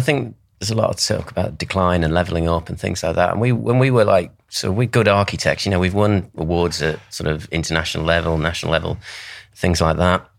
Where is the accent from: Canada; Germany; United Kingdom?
United Kingdom; Southport, North West England; I grew up in Southport. That's where I come from